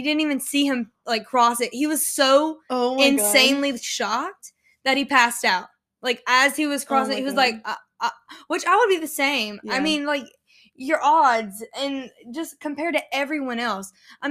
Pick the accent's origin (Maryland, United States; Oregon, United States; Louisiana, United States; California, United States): Louisiana, United States; Lafayette; moved away; Okay, and we're from Lafayette.